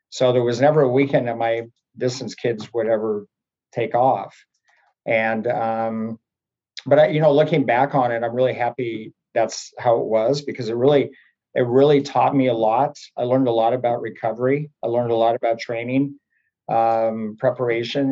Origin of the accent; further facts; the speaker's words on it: Oregon coast, United States; also born or lived in Montana; I was born in Montana, and then so I lived there for a number of years, and then we my family bought a dairy farm on the Oregon coast